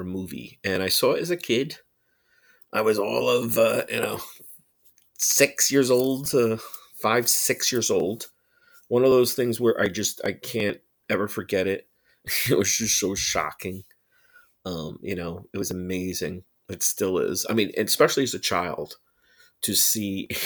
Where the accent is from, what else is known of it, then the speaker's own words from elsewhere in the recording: New Jersey, United States; New Jersey, my hometown birthplace and state in New Jersey